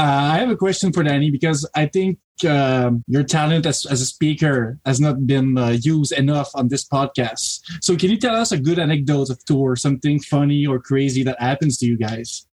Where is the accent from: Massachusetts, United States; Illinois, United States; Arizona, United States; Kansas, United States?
Massachusetts, United States; Boston; I'm from the Boston area